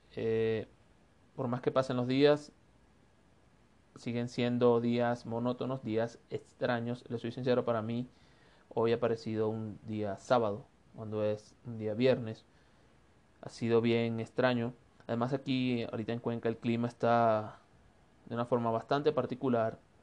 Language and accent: Spanish; Venezuela; now in Ecuador; soy un venezolano de Ecuador